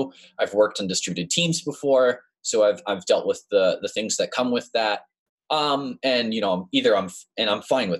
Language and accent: English; West Hartford, Connecticut, United States; moved away as an adult; now in Tulsa, United States; I was born and lived in West Hartford, Connecticut for pretty much my whole life